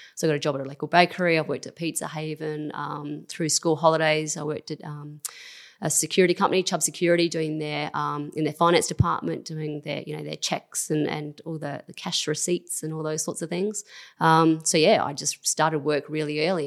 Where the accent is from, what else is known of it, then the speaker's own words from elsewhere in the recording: Christies Beach, South Australia, Australia; growing up in Christie's